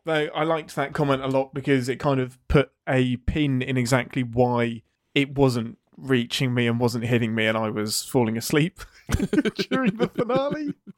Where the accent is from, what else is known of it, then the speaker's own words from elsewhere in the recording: England, United Kingdom; as the English person